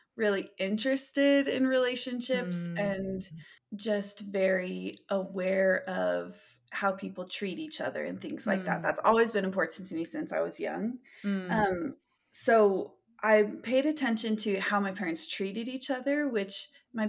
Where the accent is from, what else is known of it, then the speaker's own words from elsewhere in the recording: Weiser, Idaho, United States; also born or lived in Vermont; now in Provo, United States; I grew up in Idaho